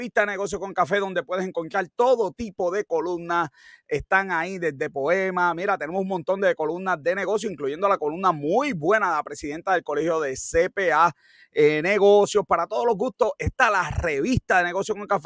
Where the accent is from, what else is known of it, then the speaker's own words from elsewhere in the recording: Cayey, Puerto Rico; a, mí me dicen que, soy de Guabate, yo no, no, no, no, no, no, no, yo soy de Calle y de Guanabito.